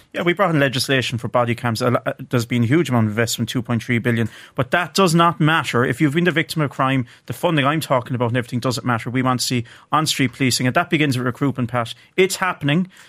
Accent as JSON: {"language": "English", "area": "County Clare", "region": "Munster", "country": "Ireland", "said": "I'm from County Clare"}